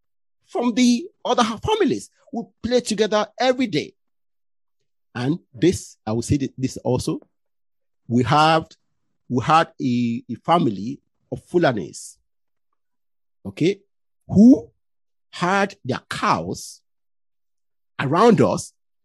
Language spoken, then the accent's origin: English; Ilaro, Ogun State, Nigeria; also born or lived in Delta State; See, when I was born in Delta State, okay? I came to the west of Nigeria 1978, I think. Yeah. My family went to Ilaro in Ogun State.